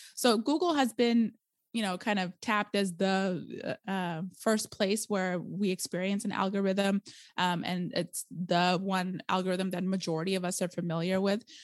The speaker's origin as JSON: {"language": "English", "region": "Arizona", "country": "United States", "tie": "born or raised there", "also_born_or_lived": "India / California", "accent": "valley girl", "moved": "as an adult", "lives_now": "Portland, Oregon, United States", "said": "I was raised in Arizona"}